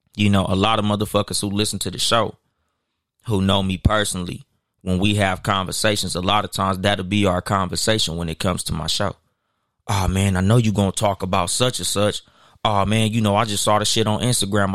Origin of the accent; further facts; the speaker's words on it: Compton, California, United States; I'm from Los Angeles County, California. Like I'm from Compton